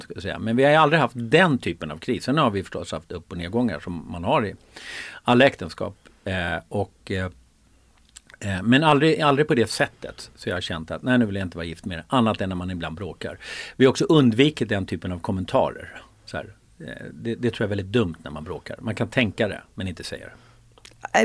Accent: Sollentuna, Stockholm County, Sweden; also born or lived in Uppsala; jag var född i Uppsala, bodde där i fem år med min storasyster och lillebror, mamma och pappa. Och sen flyttade vi till Sollentuna

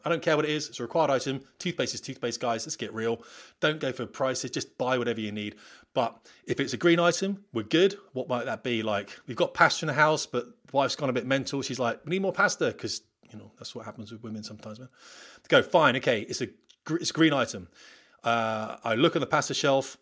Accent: United Kingdom; We're British

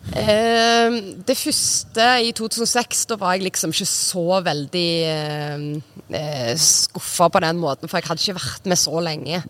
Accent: Sola, Rogaland, Norway; moved away as an adult; also born or lived in Trondheim / Romania / North Macedonia / Denmark; jeg flytta eh, fra Sola eh, når jeg var 19

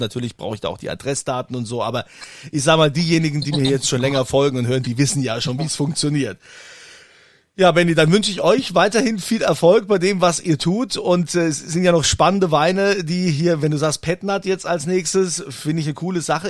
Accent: Germany; hier bei uns in Deutschland

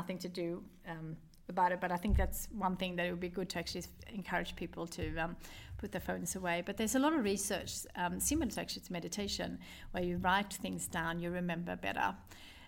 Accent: Sweden; moved away; I wanted to have a connection with Sweden. This is my home country.

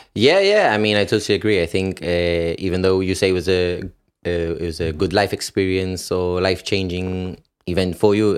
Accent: United Kingdom; I could enter the country being British

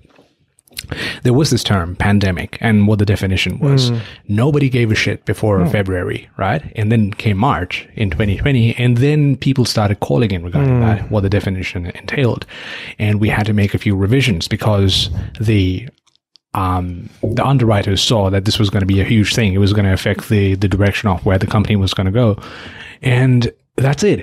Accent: Nepal; now in Australia; My home country, Nepal

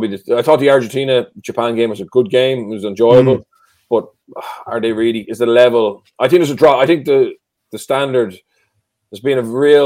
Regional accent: Ireland

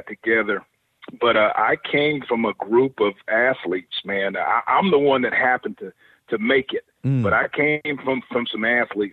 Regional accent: Lumberton, North Carolina, United States; born and raised in Lumberton, North Carolina, about 3 hours east of Charlotte

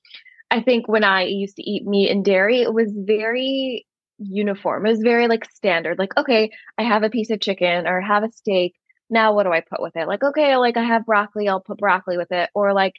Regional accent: India; Like for instance, I'm Indian and there's just so many Indian recipes that are easy to veganize

